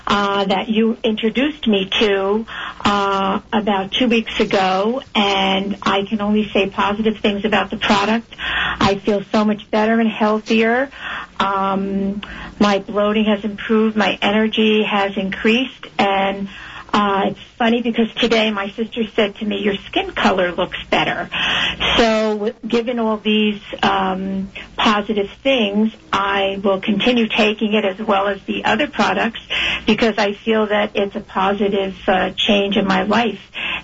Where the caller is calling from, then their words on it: East Hanover, New Jersey, United States; and I'm from East Hanover.